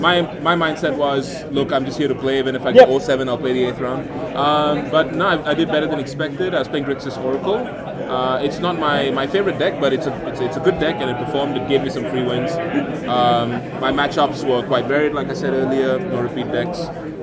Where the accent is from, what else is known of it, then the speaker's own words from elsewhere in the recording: Adelaide, South Australia, Australia; I'm from Adelaide.